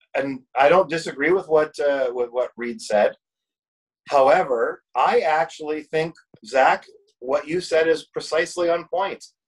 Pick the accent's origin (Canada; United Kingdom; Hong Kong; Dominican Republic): Canada; as Canadian as a as a person who is in sales his whole life